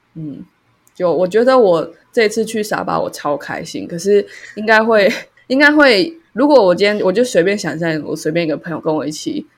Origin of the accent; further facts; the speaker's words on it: Taiwan; 我们是台湾人